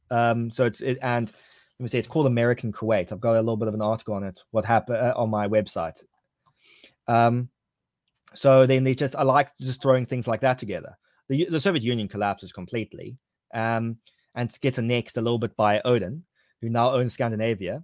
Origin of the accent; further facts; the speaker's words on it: Cape Town, Western Cape, South Africa; Cape Town, my hometown